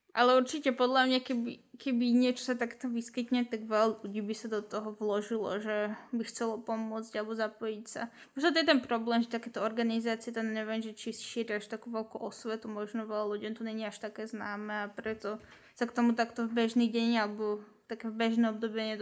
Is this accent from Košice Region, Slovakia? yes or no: no; Kunov, Trnava Region, Slovakia; ja som z Kunove inak